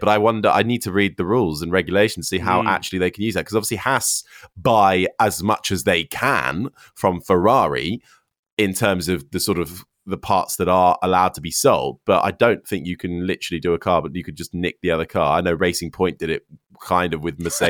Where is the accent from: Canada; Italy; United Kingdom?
United Kingdom; London; I'm the token Londoner.